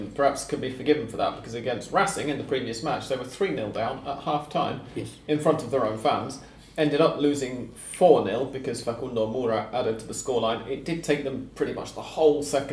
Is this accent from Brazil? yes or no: no; United Kingdom; because we're British